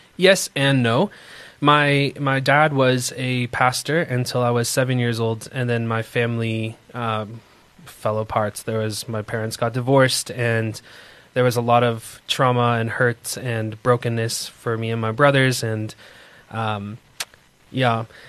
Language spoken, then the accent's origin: English; Moncton, New Brunswick, Canada; moved away as an adult; now in South Africa; a little province called New Brunswick and an even tiny city called Moncton. And that's where I grew up most of my life